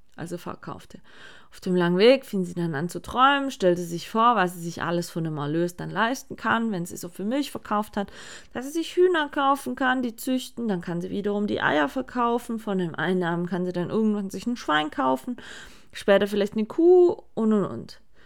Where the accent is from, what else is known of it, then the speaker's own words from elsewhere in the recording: Sigmaringen, Baden-Württemberg, Germany; hier bei uns in Sigmaring